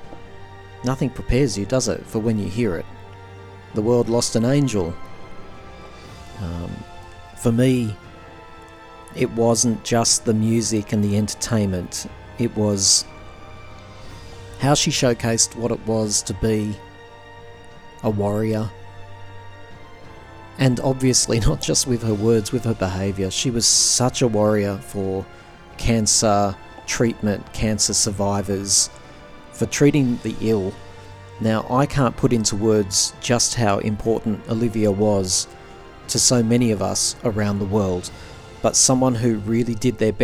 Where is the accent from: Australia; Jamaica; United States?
Australia; I'm an Australian